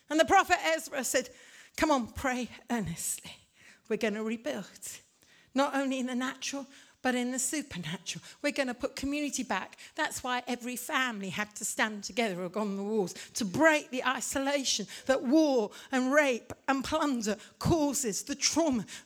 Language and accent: English; India; also born or lived in Africa; I'm a missionary kid from India. I grew up in Africa. I'm as much Irish as I am English.